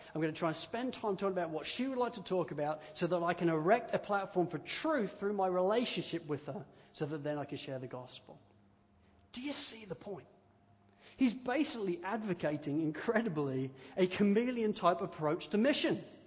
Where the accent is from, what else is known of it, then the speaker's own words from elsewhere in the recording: United Kingdom; growing up in the United Kingdom